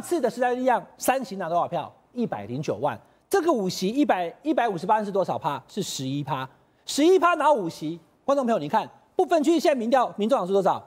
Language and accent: Chinese; Taichung 5th electoral district, Taiwan; 台中是第五选区，我的家乡